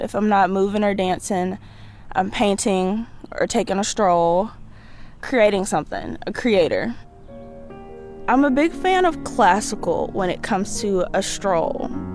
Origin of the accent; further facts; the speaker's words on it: Byram, Mississippi, United States; moved away as an adult; now in Troy, United States; I am from Byron, Mississippi. I tell people Jackson a lot 'cause they have no idea where Byron is, but it's right next door to Jackson.